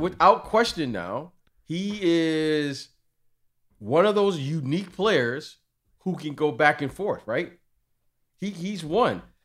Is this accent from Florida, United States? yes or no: no; Detroit, Michigan, United States; those guys I grew up with in Detroit